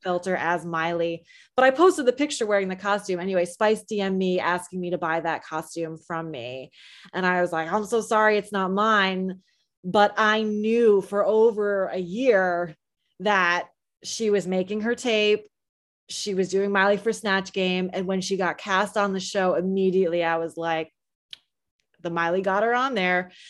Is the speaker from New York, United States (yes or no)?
no; New Jersey, United States; I'm from New Jersey